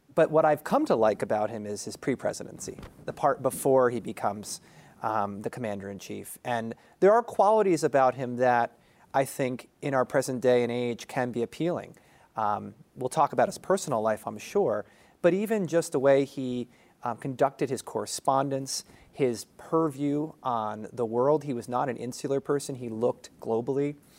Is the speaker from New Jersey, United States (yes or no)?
yes; New Jersey, United States; moved away; I'm also from New Jersey originally